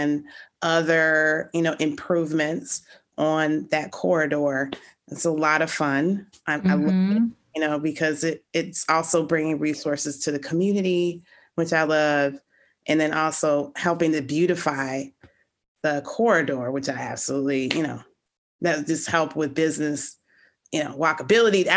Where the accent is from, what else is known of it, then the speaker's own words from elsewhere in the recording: Chicago, Illinois, United States; I grew up in Lakeview. I went to Von Steuben High School